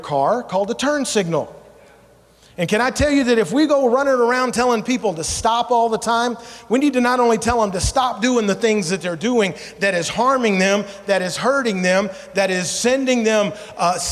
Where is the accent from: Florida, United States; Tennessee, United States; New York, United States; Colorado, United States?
Tennessee, United States; Memphis; moved away as an adult; also born or lived in Savannah, Georgia; now in Alaska, United States; I moved to Memphis, Tennessee when I was 5. And when we left to come to Alaska in 1998, we left from Memphis to come to Alaska